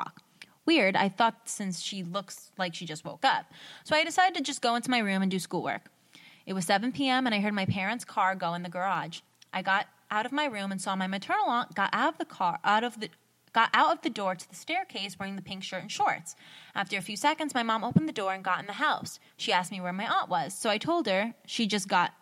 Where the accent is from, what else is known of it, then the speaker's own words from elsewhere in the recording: United States; I'm from America